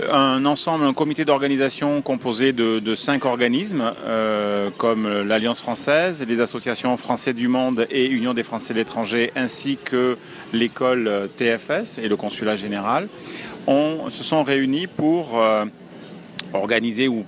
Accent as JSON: {"language": "French", "country": "France", "lives_now": "Toronto, Canada", "said": "en tant que Français et francophones, qu'on soit ici pour une durée courte ou que ce soit des Français installés de très longue date"}